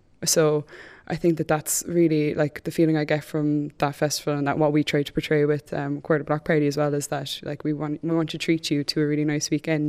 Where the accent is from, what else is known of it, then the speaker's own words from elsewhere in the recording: Cork, Munster, Ireland; And I'm from Cork